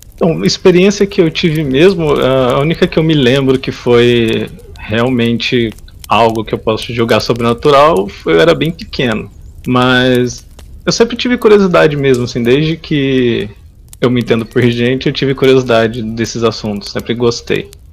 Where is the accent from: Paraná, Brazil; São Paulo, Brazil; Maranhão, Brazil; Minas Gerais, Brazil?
São Paulo, Brazil; São Joaquim da Barra; Sou do interior de São Paulo, sou de uma cidadezinha chamada São Joaquim da Barra